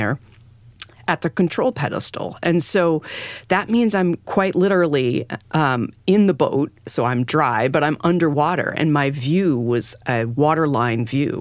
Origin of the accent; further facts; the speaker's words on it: New England, United States; moved away; I grew up in New England